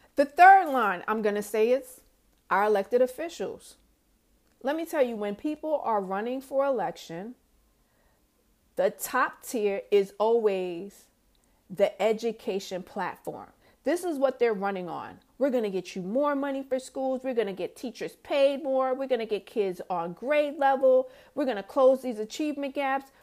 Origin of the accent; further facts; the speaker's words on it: New York, United States; moved away as an adult; also born or lived in Georgia; from New York.